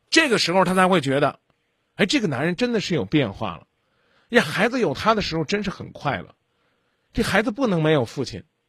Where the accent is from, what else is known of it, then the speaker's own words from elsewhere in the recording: China; 我们中国人